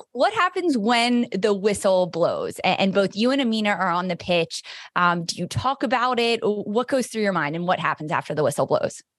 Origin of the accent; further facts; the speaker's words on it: East Coast, United States; I'm from the East Coast, I live on the East Coast